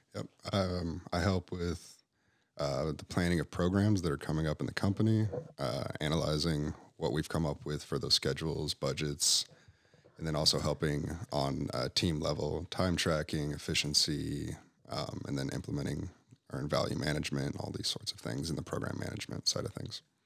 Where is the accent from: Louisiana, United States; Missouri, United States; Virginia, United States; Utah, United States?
Utah, United States; Park City; also born or lived in Visalia, California / Montana / California; I grew up in Park City, Utah